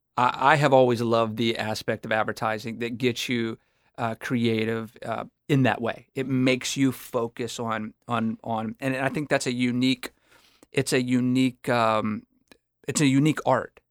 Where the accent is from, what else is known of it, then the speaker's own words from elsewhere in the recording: Houston, Texas, United States; grew up here in Houston. yeah, I grew up in the Heights